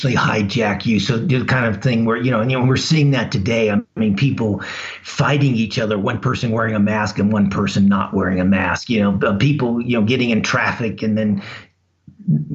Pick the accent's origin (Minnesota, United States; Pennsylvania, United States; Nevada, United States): Nevada, United States; Las Vegas; I grew up in Las Vegas.